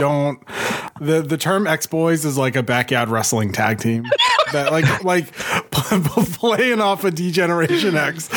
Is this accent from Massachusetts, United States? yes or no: yes; Boston, Massachusetts, United States; I'm from Boston